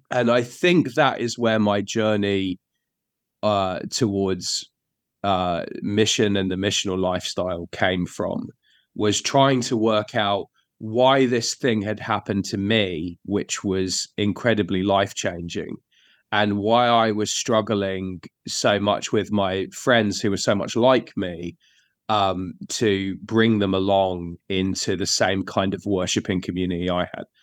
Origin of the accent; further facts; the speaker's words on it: Bedfordshire, East of England, United Kingdom; moved away as an adult; now in London, United Kingdom; I'm originally from um, a place called Bedfordshire. Uh, I moved to London about 19 years ago